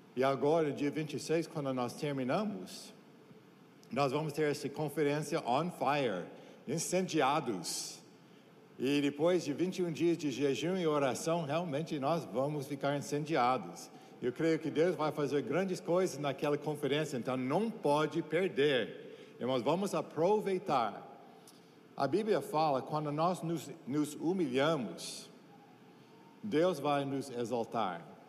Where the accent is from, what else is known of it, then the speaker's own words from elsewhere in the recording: United States; Portuguese is a second language; also born or lived in Brazil; now in Santarém, Brazil; como americano